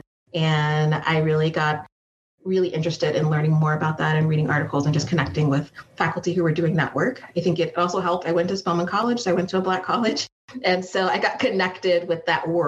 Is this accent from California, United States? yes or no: yes; San Jose, California, United States; So I grew up in San Jose, which is the South Bay Area